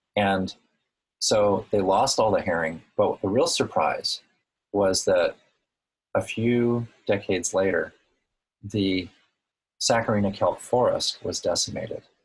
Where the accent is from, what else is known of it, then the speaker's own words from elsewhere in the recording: Woods Hole, Massachusetts, United States; also born or lived in Hawaii; my hometown of Woods Hole